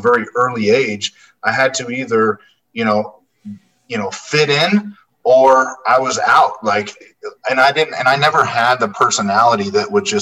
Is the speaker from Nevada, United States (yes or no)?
yes; Las Vegas, Nevada, United States; I was born and raised in the Las Vegas area